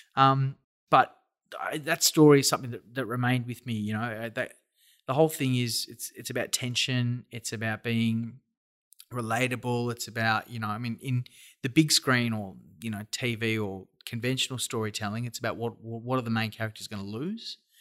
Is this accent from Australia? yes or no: yes; Australia; we're all Australian